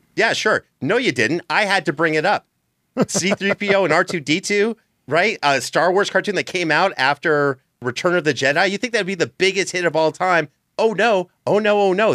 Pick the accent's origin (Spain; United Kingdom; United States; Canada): Canada; As a Canadian